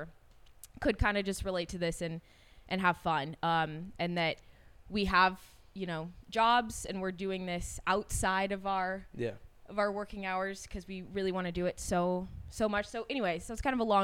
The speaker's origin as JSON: {"language": "English", "town": "Davis", "region": "California", "country": "United States", "said": "I'm from Davis, California, so also Northern California, but not the Bay Area"}